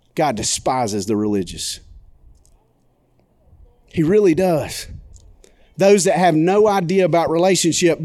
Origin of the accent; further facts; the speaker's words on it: McCall, Alabama, United States; now in Birmingham, United States; I grew up in McCall, Alabama